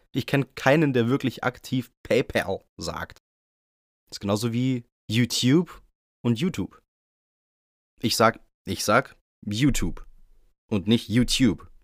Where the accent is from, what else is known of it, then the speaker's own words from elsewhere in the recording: Bavaria, Germany; bei uns in Bayern